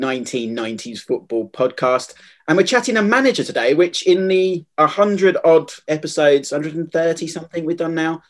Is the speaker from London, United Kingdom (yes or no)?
yes; London, United Kingdom; I grew up in Southeast London